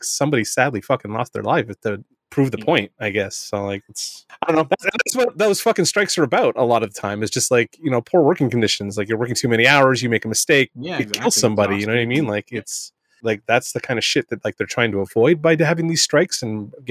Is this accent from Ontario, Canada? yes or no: yes; Southern Ontario, Canada; I'm a Canadian from Southern Ontario